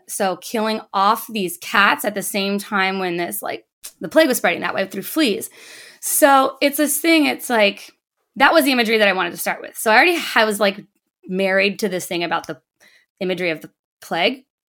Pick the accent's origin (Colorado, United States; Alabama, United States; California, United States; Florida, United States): California, United States; San Diego; Polly and I were other kids growing up in San Diego